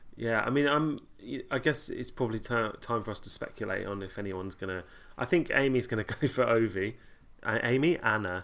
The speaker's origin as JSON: {"language": "English", "area": "Kent Sussex border", "region": "South East England", "country": "United Kingdom", "tie": "born or raised there", "said": "I grew up on the Kent Sussex border"}